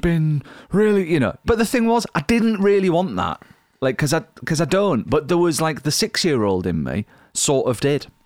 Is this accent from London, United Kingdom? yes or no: no; Yorkshire and the Humber, United Kingdom; I'm from Yorkshire